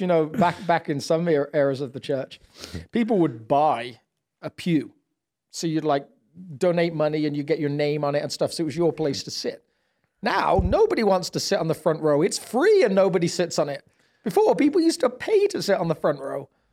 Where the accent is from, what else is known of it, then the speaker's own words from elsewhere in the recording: United Kingdom; now in United States; I'm British